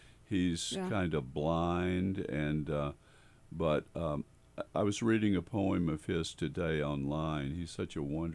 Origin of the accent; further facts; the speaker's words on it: Memphis, Tennessee, United States; moved away; I'm from the South, and I never really, I when I lived in the South, I just couldn't wait to get out of there. I hated it. And it was such a relief to finally leave, to see Memphis, Tennessee recede